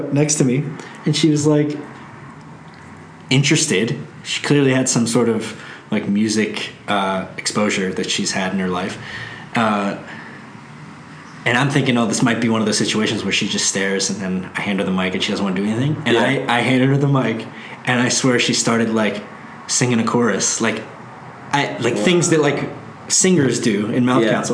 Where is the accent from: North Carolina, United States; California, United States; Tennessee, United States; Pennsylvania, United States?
Pennsylvania, United States; Pittsburgh; moved away; Pittsburgh, which is just my hometown, Pennsylvania